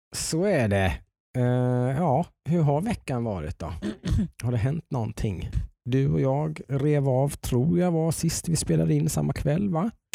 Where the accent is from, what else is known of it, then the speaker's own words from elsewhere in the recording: Nässjö, Jönköping County, Sweden; i Nässjö där jag kommer ifrån